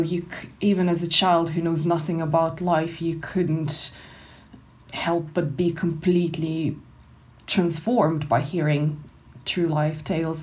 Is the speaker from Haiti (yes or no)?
no; Moscow, Russia; moved away; also born or lived in Canada; she spent the rest of her life with her husband, my grandfather, in Moscow, and that's where I was brought up.